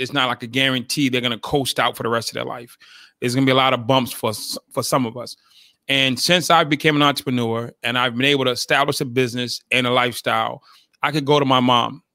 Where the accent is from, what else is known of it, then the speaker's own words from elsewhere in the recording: Boston, Massachusetts, United States; I grew up in Boston, Massachusetts